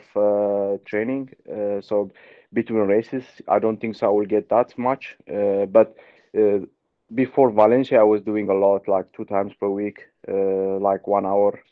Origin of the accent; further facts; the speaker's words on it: Ethiopia; moved away as an adult; I grew up in altitude in Ethiopia